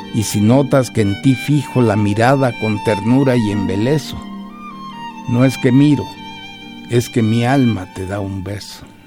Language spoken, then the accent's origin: Spanish; Mexico; mi país